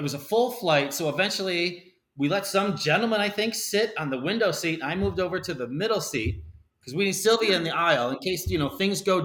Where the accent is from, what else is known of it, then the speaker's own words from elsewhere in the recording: Palos Heights, Illinois, United States; now in Arizona, United States; Born and raised in Chicago